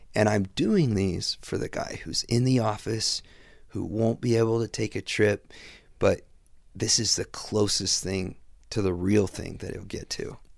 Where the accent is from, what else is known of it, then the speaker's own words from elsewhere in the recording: Midwest, United States; I grew up in the Midwest, pre-internet